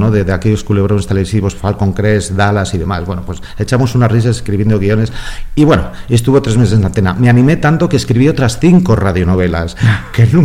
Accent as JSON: {"language": "Spanish", "town": "San Sebastián", "region": "Basque Country", "country": "Spain", "said": "de los estudios de música, en el, yo soy de San Sebastián, en el Conservatorio de San Sebastián."}